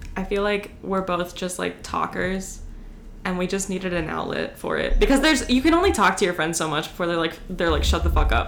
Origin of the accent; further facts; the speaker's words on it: Hagerstown, Maryland, United States; I'm from Hagerstown